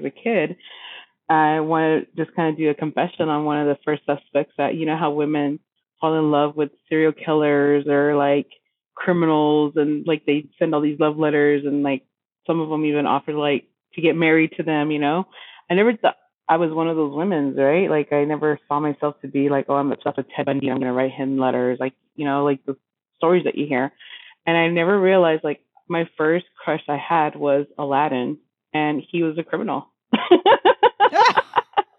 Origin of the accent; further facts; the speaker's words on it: Roswell, New Mexico, United States; I grew up around Roswell, New Mexico.